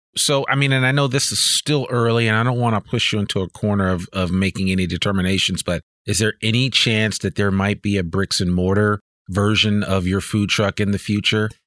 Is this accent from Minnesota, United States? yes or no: no; New Jersey, United States; moved away as an adult; also born or lived in Washington, D.C. / Berkeley / San Francisco; growing up, I grew up in New Jersey.